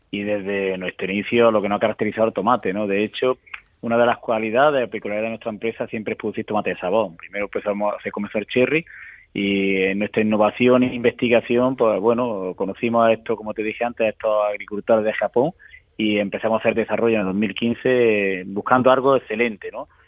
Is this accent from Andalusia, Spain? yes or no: yes; Andalusia, Spain; Y aquí, pues bueno, pues como somos los andaluces, abiertos